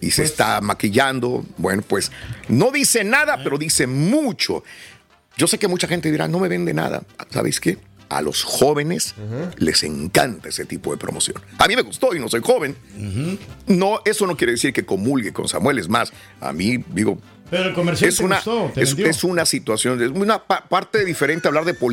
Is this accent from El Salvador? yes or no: yes; El Salvador; La que se fijado en El Salvador. Somos salvadoreños, se nos había olvidado por 30 años, bendito.